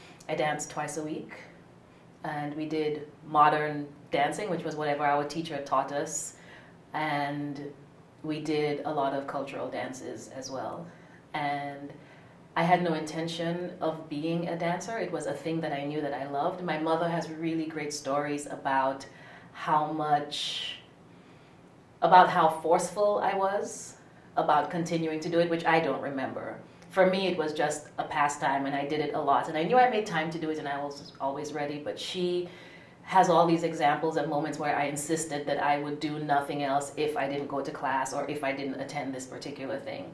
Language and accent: English; St. Lucia; moved away as an adult; now in Philadelphia, United States; I'm originally from St. Lucia in the southeastern Caribbean. I moved to the U.S. in 94 for college and have been here since